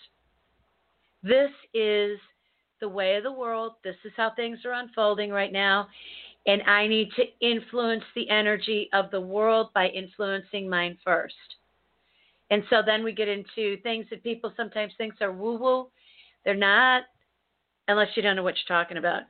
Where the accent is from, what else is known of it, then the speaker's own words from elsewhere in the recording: United States; as an American